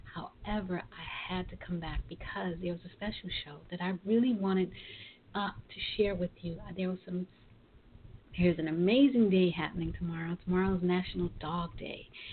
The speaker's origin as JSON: {"language": "English", "town": "New York City", "region": "New York", "country": "United States", "said": "I'm originally from Brooklyn"}